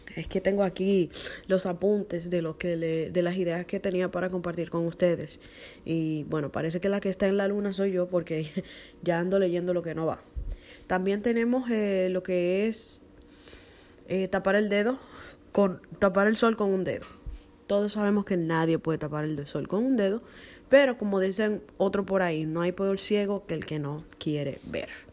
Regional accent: Dominican Republic; en mi país, que es la República Dominicana, se usa mucho la palabra chapa

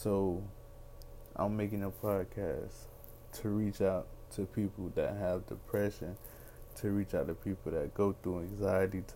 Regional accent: Miami, Florida, United States; I'm from Miami, Florida, 25 years old, African American young man

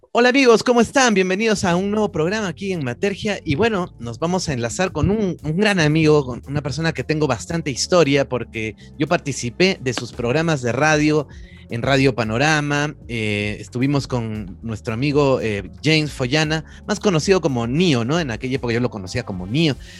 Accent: Peru; como tantos peruanos, ¿no? Que hemos sufrido esa época

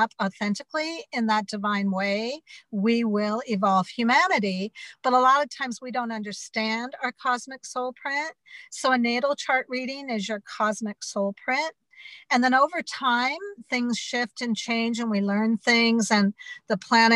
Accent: Butte, Montana, United States; I'm from Butte, Montana, and I'm Irish-American

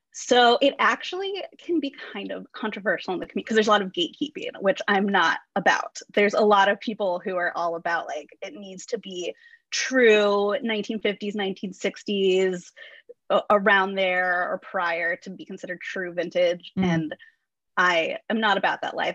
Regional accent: Orange County, California, United States; also born or lived in Western Illinois University, Illinois; I grew up in Orange County. That's where I am now.

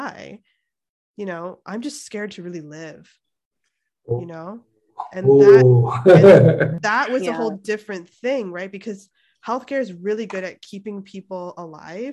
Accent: Toronto, Ontario, Canada; moved away as an adult; now in Santa Cruz, United States; I'm Canadian. And they're like, where? I'm like, oh yeah, from Toronto

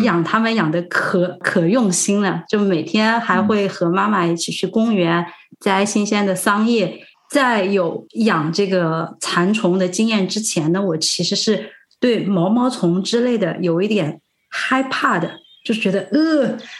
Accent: Sichuan, China; moved away; also born or lived in Zhejiang; 我就是四川人

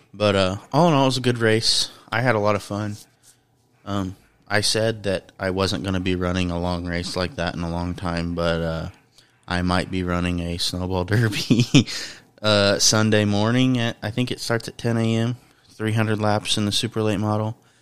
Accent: Indiana, United States; I'm from Indiana

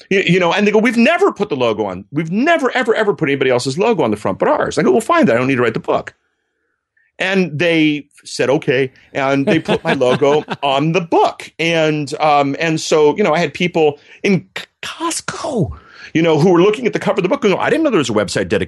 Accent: Germany; I grew up in Germany. My folks worked for the U.S. military

